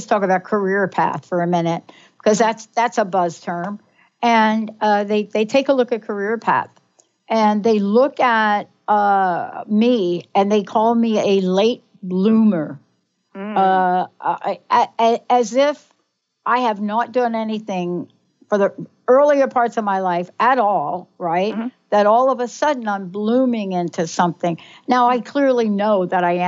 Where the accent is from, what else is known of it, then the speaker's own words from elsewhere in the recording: New York, United States; I grew up in the East Coast, mm-hmm. grew up in New York, early childhood Catholic